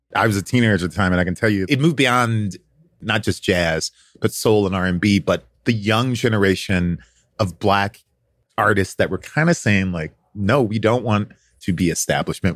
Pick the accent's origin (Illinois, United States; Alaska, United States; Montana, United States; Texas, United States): Illinois, United States; Chicago; I am from Chicago